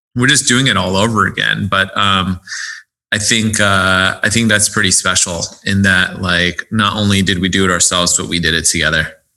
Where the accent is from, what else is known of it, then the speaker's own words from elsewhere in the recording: United States; I was born here in the States.